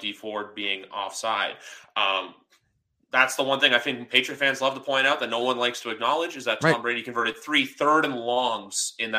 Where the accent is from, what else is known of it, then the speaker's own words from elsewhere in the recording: Canada; I'm Canadian.